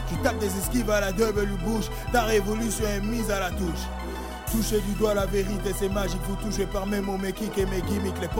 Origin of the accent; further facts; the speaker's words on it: Gabon; now in France; quand j'étais au bled, quand j'étais chez moi au Gabon, chaque dimanche, eh, c'était comme si c'était la fête.